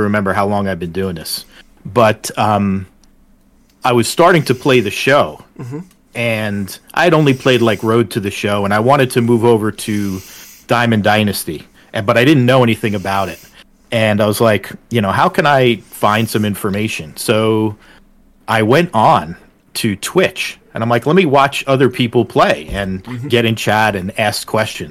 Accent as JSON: {"language": "English", "region": "northern New Jersey", "country": "United States", "tie": "born or raised there", "moved": "as an adult", "lives_now": "Pennsylvania, United States", "said": "I grew up in northern New Jersey"}